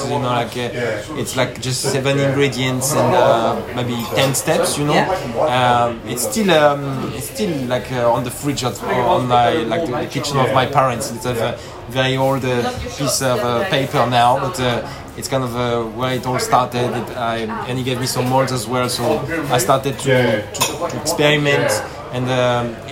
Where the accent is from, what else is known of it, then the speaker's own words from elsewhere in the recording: Pau, Nouvelle-Aquitaine, France; moved away; also born or lived in regional town south of Bordeaux; I was born in Pau, which is like in the southwest of France